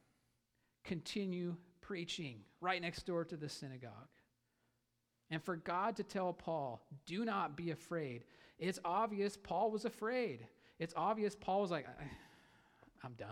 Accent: Idaho, United States; I'm from Idaho

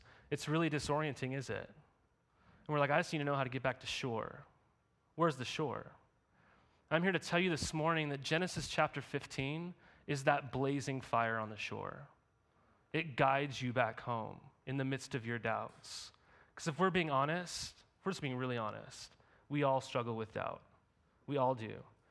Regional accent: Montana, United States; right outside of my hometown I grew up in Montana

